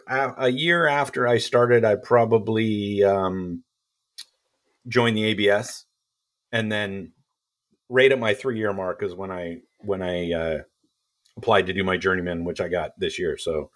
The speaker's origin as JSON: {"language": "English", "country": "Canada", "tie": "born or raised there", "moved": "yes", "lives_now": "California, United States", "said": "I grew up in Canada."}